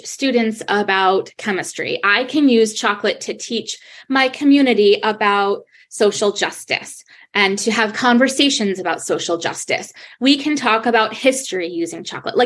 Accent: Rhode Island, United States; moved away as an adult; now in Rochester, United States; I'm from Rhode Island

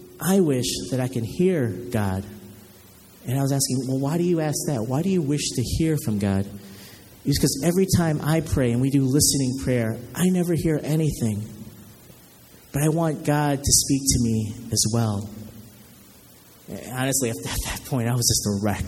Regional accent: Chicago, Illinois, United States; I'm from Chicago

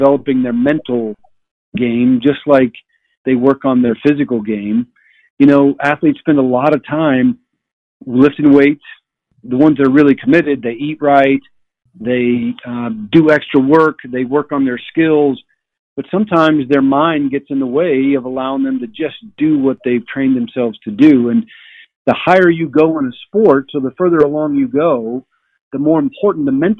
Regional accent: United States; also born or lived in Texas / Alaska; I grew up in Texas and Alaska. That's where I spent my childhood, in those two places

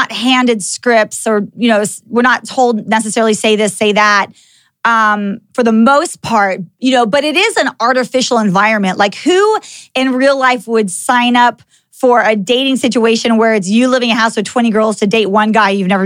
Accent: Texas, United States; moved away as an adult; also born or lived in California; I actually grew up in Texas. I'm a Texan

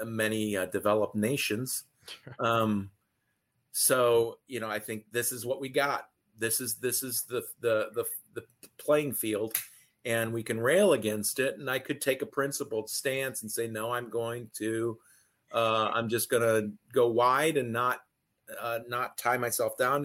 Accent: Detroit, Michigan, United States; I'm from the Detroit area

